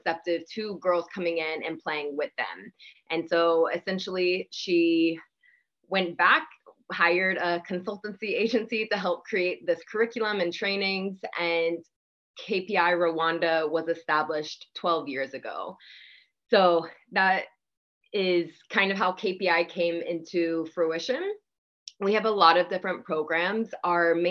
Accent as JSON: {"language": "English", "town": "Atlanta", "region": "Georgia", "country": "United States", "moved": "as an adult", "lives_now": "Cambodia", "said": "I'm from Atlanta, Georgia"}